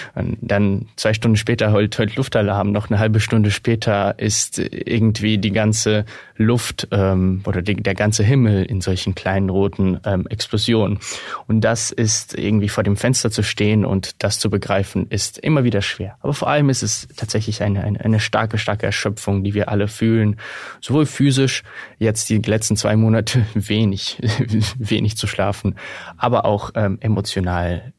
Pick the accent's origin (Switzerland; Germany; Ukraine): Ukraine; für mich als, als Ukrainer